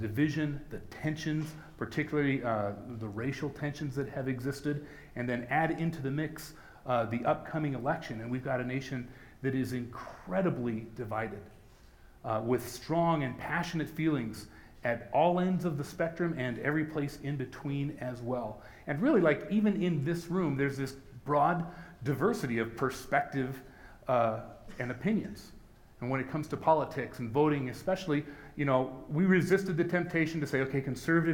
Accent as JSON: {"language": "English", "country": "United States", "said": "As Christians in America, as American Christians"}